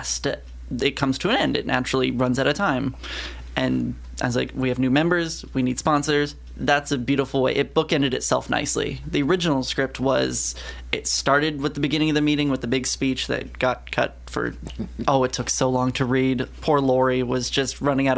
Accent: Southern California, United States; now in Columbia, United States; I'm a transplant from Southern California originally

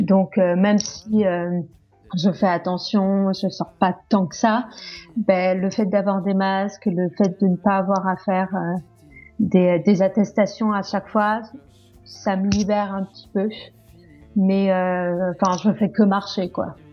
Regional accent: Corsica, France; now in Paris, France; rentrer en Corse étant donné que je suis corse

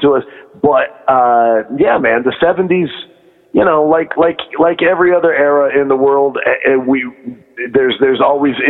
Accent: Richfield, Ohio, United States; also born or lived in Akron, Ohio / Detroit, Michigan; I grew up in Richfield, just where the old Coliseum used to be

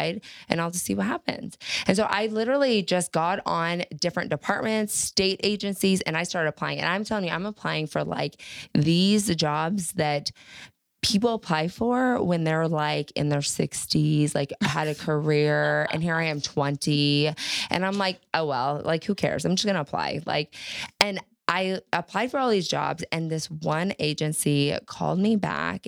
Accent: Texas, United States; I grew up in Texas

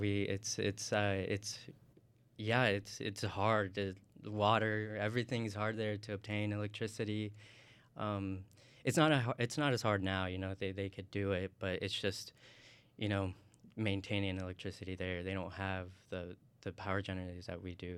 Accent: Indiana, United States; moved away as an adult; also born or lived in Tocoa, Colón, Honduras; now in Illinois, United States; grew up in Indiana, you know, went to um, primary school here and went through high school here

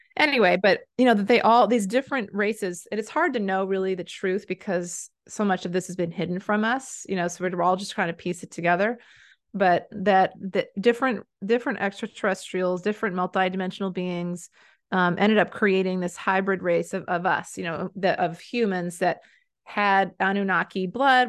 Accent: United States; also born or lived in Maine; I'm an American

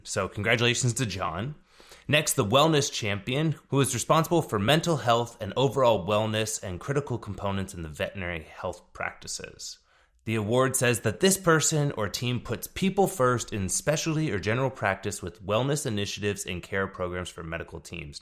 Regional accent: Texas, United States; Texas, which is my home state.

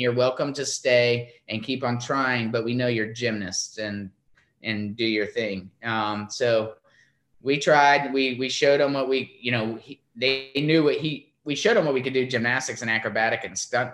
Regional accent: Florida, United States; our family's beach music growing up in Florida

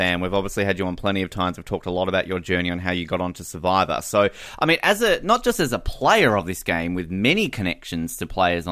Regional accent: Australia; moved away as an adult; now in Victoria, Canada; I'm an Australian in a Canadian house

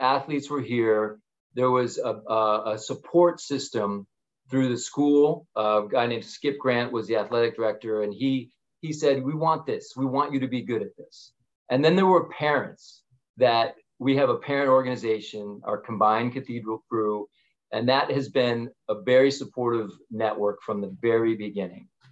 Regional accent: Buffalo, New York, United States; moved away; also born or lived in South Africa / Washington, D.C.; I went home to Buffalo, went back to my parents' house

